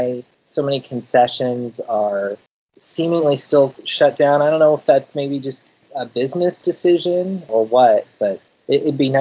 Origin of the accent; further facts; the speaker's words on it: Denver, Colorado, United States; now in San Francisco Bay Area, United States; I grew up in Denver